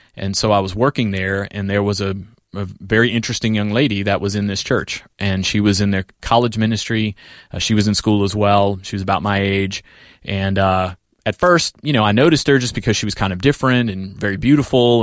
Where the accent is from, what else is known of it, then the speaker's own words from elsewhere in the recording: New Orleans, Louisiana, United States; I was in Louisiana, uh, New Orleans. I grew up in New Orleans